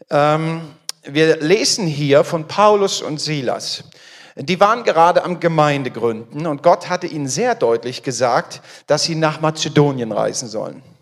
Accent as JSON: {"language": "German", "town": "Frankfurt am Main", "region": "Hesse", "country": "Germany", "said": "bin verheiratet. Wir haben drei Kinder. Ich komme aus der Nähe, aus Frankfurt am Main"}